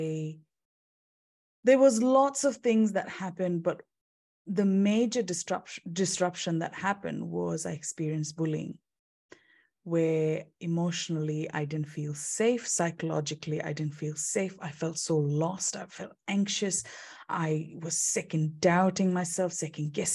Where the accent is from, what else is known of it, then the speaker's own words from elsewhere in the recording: India; moved away as an adult; also born or lived in United Kingdom; now in Perth, Australia; I'm originally from India